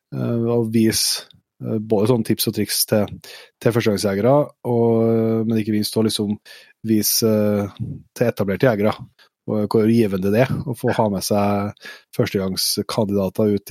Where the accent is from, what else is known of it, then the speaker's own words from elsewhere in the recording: Norway; som er født og oppvokst i Nye, så har vi liksom aldri sett de barrierene, for vi har vært med fra vi var bitte små.